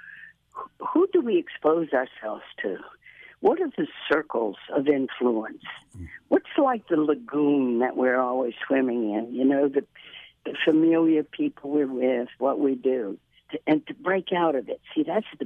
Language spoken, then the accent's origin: English; Baton Rouge, Louisiana, United States; growing up in Baton Rouge, good mom and daddy, wonderful Catholic family